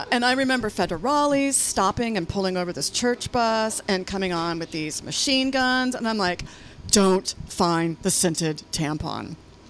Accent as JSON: {"language": "English", "town": "Lafayette", "region": "California", "country": "United States", "tie": "born or raised there", "also_born_or_lived": "Walnut Creek, California", "said": "growing up in Lafayette near the church."}